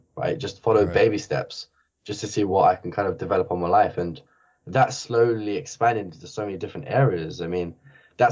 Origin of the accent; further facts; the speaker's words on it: Barking and Dagenham, London, United Kingdom; I grew up in Barking and Dagenham, which is the worst area in the whole UK